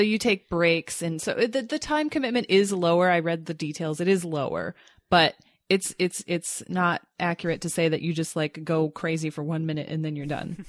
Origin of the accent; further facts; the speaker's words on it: Grand Rapids, Michigan, United States; when I grew up in Grand Rapids